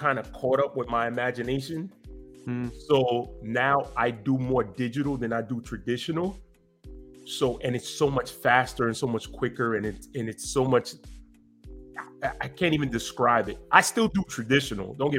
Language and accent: English; New York City, New York, United States; born and raised in Brooklyn, New York